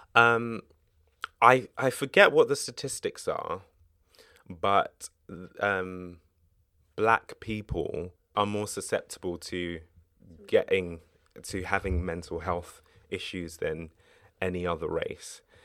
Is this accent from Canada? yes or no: no; United Kingdom; I'm British